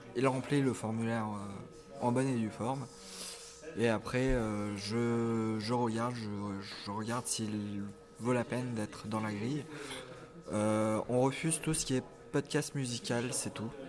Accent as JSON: {"language": "French", "area": "Nièvre", "region": "Bourgogne-Franche-Comté", "country": "France", "said": "Je viens de la Nièvre"}